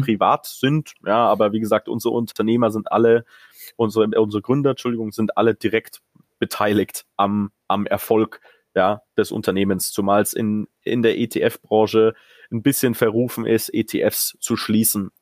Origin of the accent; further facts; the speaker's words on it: Munich, Bavaria, Germany; now in United Kingdom; ich als Münchner